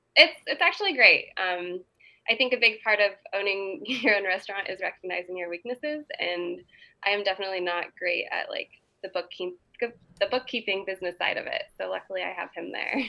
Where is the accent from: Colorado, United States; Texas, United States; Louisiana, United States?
Colorado, United States; Boulder; moved away as an adult; also born or lived in San Francisco / New York; I'm from Boulder